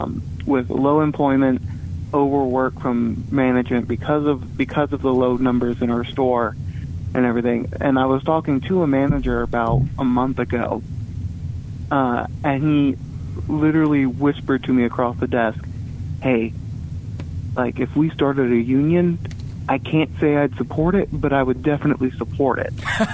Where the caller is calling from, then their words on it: Hoover, Alabama, United States; Calling from Hoover.